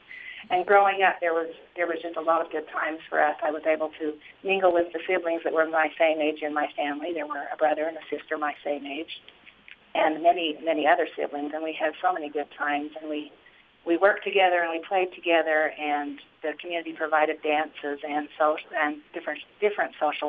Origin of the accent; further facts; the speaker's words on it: Colorado City, Arizona, United States; When I was growing up in Colorado City, before there was any kind of a split or division among the people, it was a very rich environment for young people to be raised in.